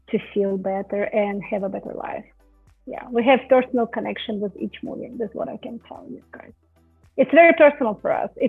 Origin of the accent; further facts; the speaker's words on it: Russia; English is a second language; because I am from Russia, right?